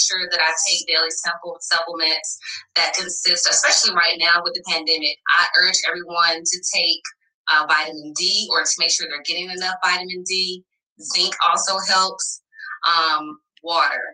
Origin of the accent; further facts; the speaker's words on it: the South, United States; I'm from the South